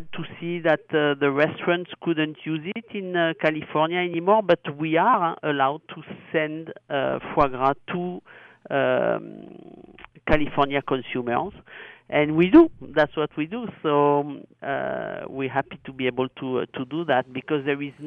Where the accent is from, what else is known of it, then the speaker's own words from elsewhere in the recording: Gascony, Nouvelle-Aquitaine, France; English is a second language; moved away as an adult; now in United States; I am a proud Gascon